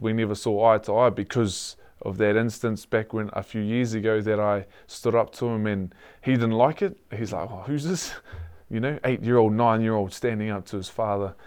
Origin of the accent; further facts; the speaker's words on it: Hastings, Hawke's Bay, New Zealand; also born or lived in Taradale; born and born and raised in Hastings